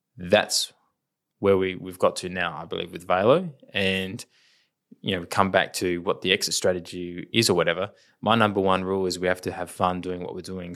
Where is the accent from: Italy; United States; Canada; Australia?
Australia; Adelaide, South Australia; we're from Adelaide